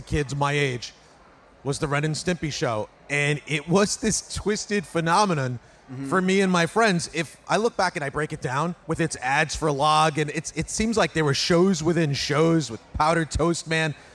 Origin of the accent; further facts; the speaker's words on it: New York City, New York, United States; I grew up in New York City in the 70s and 80s